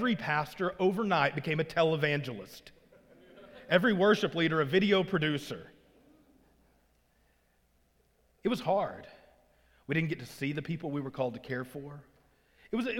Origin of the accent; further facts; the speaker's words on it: Arkansas, United States; moved away; I grew up in Arkansas, as I said, and as I grew up in Arkansas